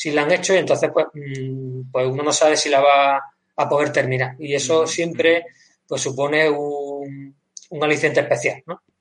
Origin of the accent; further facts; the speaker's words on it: Granada, Andalusia, Spain; porque yo desde yo soy de Granada, pero mi padre era de, Grazalema